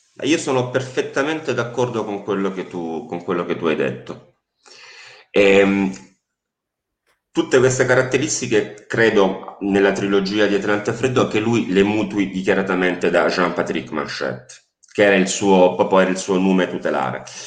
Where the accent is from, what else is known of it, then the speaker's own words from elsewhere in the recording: Apulia, Italy; io sono pugliese